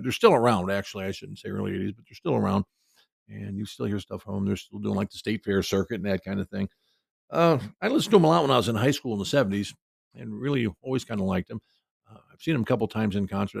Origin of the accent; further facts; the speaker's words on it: Cedar Rapids, Iowa, United States; my hometown of Cedar Rapids